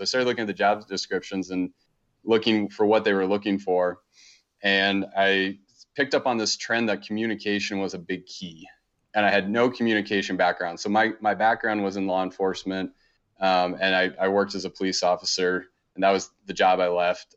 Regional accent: suburb outside Baltimore, East Coast, Maryland, United States; now in Montana, United States; I grew up on the East Coast, um, in a pretty kinda typical suburb. Um, we, we were about thirty, forty minutes outside of Baltimore, pretty close to D C

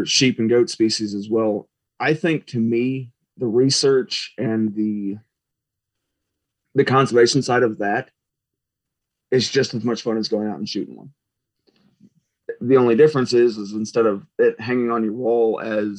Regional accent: Missouri, United States; now in Texas, United States; I grew up in Missouri

